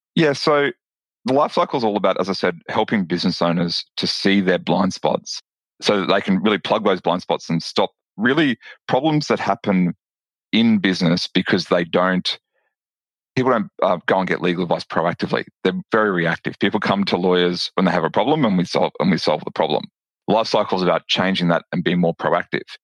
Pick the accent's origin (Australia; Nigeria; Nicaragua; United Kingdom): Australia; Brisbane, Queensland; you can probably tell from my accent that I'm from Australia. I'm from um, a, t- a city called Brisbane in Australia